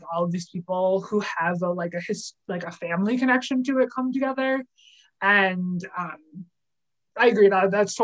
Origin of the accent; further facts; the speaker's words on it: Milwaukee, Wisconsin, United States; growing up in Milwaukee